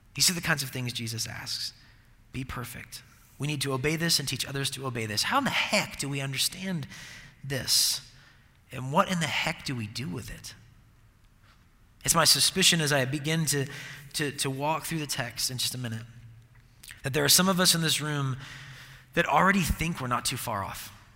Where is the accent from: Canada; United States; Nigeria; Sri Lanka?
United States; Seattle, Washington; I'm from Seattle and I'm a Seahawks fan